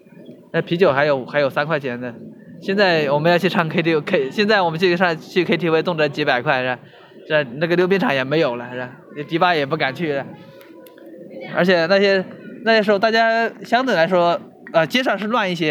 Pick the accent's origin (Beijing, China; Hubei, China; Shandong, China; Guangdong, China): Hubei, China; now in Shenzhen, China; 我老家湖北的，一直没有出来，